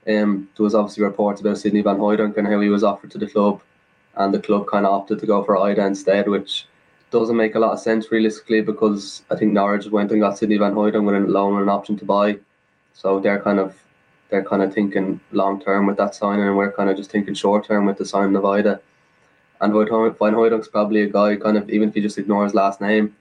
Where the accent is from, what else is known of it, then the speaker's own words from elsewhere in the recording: Ireland; as an Irish person myself